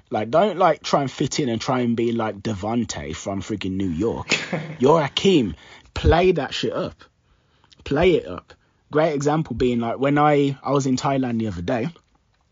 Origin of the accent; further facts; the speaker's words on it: Jamaica; I'm Jamaican